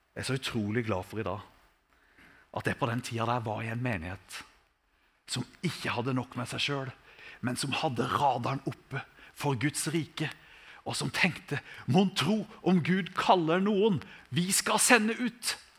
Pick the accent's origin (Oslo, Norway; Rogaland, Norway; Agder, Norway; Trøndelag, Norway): Agder, Norway; Sogne, between Risør and Tvedestrand, old Aust-; Jeg kommer jo fra Sogne, da, mellom Riise og Tvedestrand, så veldig glad i gamle Aust-Agder